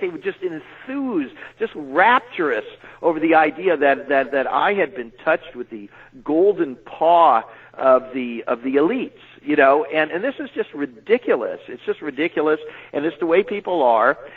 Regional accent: California, United States; moved away as an adult; also born or lived in New York; coming to New York as a Californian

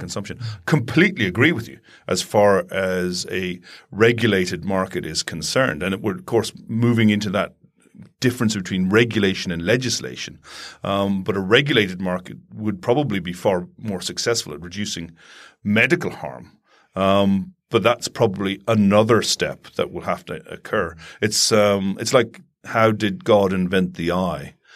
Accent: Ireland; growing up in Ireland

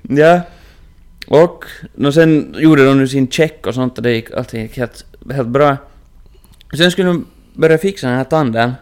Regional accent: Inkoo, Uusimaa, Finland; moved away; hemma i Ingo

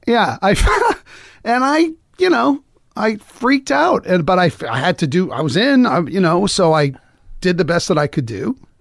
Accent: Lowell, Massachusetts, United States; I grew up in, well, I was born in, we were like the white version of the Jeffersons. We moved on up, you know, we were in, I, I was in Lowell

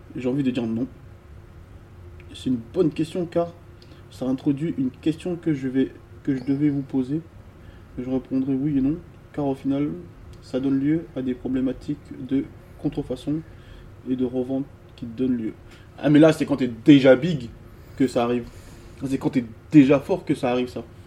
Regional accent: the South, southern France, France; moved away as an adult; now in Paris, France; je viens du Sud

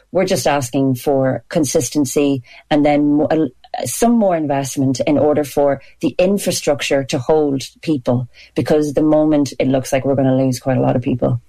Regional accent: Ireland; we're so proud to be Irish and I'm really proud to be Irish

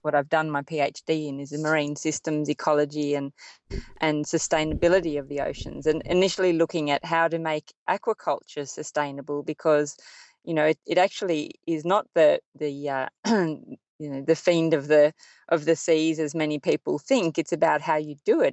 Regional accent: Sydney, New South Wales, Australia; growing up in Sydney and living by the sea

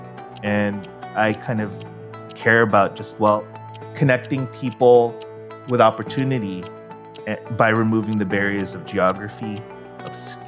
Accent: San Francisco, California, United States; moved away as an adult; now in Philippines; I grew up in San Francisco, the mecca of all startups.

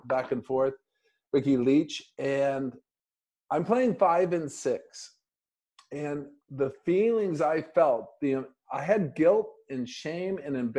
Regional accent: East Grand Rapids, Michigan, United States; living in the basement of our house in East Grand Rapids

